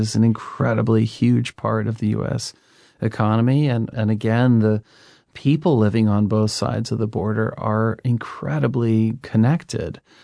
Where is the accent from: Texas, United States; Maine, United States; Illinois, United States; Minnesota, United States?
Maine, United States; I grew up in Maine